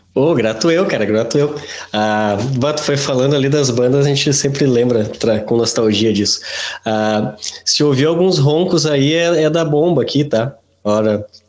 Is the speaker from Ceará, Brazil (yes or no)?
no; Rio Grande do Sul, Brazil; brasileiro do Rio Grande do Sul